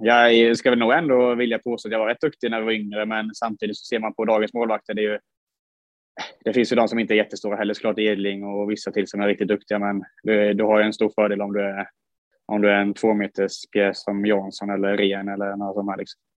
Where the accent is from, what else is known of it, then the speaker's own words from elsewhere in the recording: Huskvarna, Jönköping County, Sweden; där vi växte upp uppe i Huskvarnaberget